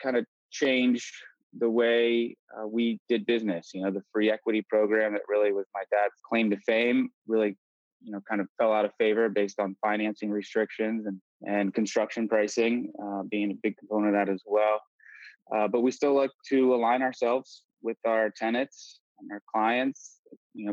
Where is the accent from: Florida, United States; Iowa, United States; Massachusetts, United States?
Florida, United States; West Palm Beach; born or raised there; also born or lived in Arlington Heights, Illinois